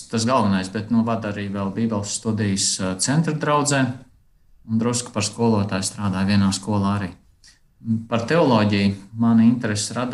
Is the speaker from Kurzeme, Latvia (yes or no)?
yes; Aizpute, Kurzeme, Latvia; Esmu dzimis Latvijā, aizputē, uzaudzis uh, tāpat lielā mērā Latvijā